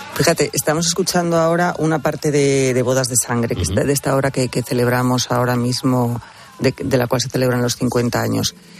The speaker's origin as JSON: {"language": "Spanish", "country": "Spain", "said": "de nuestro país"}